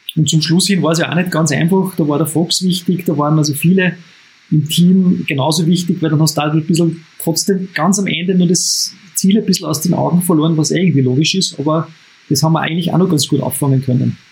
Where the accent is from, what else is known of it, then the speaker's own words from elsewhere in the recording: Upper Austria, Austria; als Oberösterreicher